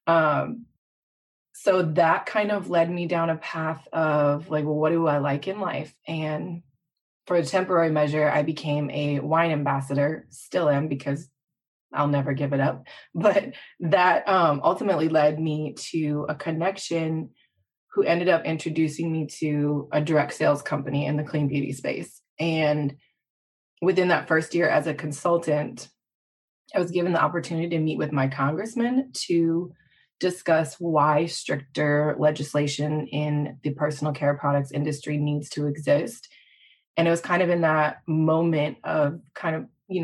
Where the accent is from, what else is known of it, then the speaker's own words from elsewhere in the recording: Midwest, United States; I was born and raised in the Midwest.